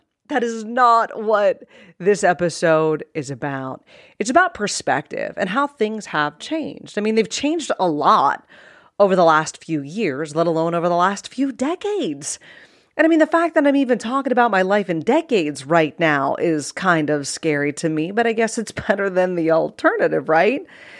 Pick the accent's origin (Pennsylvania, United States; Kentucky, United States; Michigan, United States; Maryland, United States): Pennsylvania, United States; Cranberry Township; So I grew up in Pittsburgh, Pennsylvania in the 80s, and more precisely a rural town called Cranberry Township.